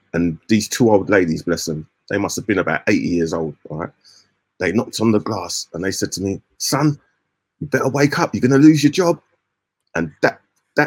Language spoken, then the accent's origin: English; London, United Kingdom; I come from London